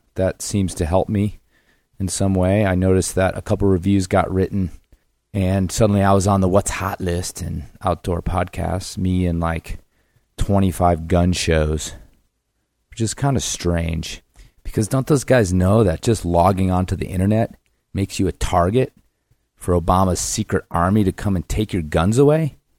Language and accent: English; Libertyville, Illinois, United States; moved away as an adult; also born or lived in Colorado; Libertyville, North Suburb of Chicago